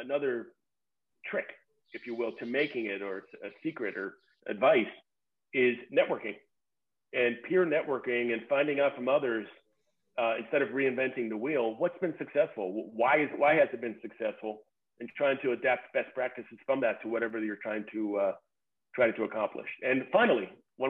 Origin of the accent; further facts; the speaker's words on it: United States; me being an American with the ugly American type of attitude